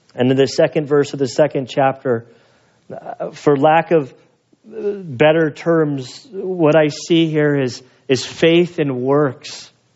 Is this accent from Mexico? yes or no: no; Salinas Valley, Monterey, California, United States; I'm from the Salinas Valley, Monterey, where Steinbeck came from